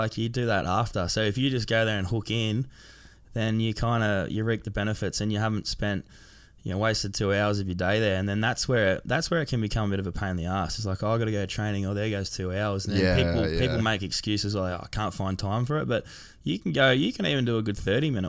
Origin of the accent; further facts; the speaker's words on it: Sydney, New South Wales, Australia; I grew up in Sydney, like around the Cronulla area, Sutherland Shire.